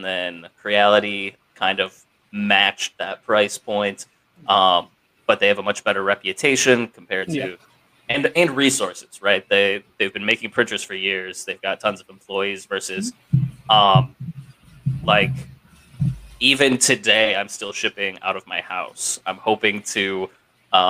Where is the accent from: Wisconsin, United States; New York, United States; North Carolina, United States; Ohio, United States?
Ohio, United States; I grew up in Ohio